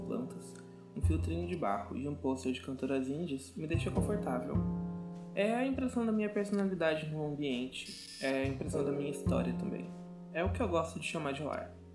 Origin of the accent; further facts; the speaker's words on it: Curitiba, Paraná, Brazil; Eu nasci e cresci no Sombrás, um bairro aqui de Curitiba